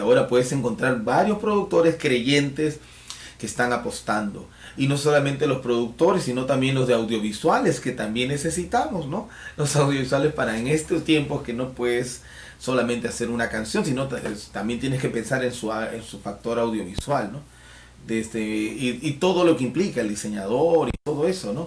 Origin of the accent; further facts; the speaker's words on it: Peru; nuestro Perú